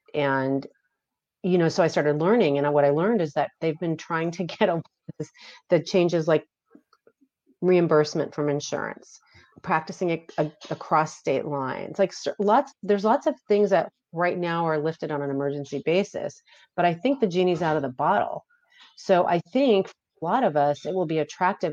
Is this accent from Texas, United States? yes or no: no; Beverly Hills, California, United States; I grew up in Beverly Hills.